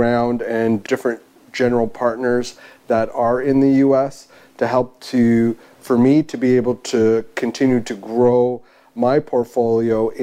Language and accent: English; Canada; as a Canadian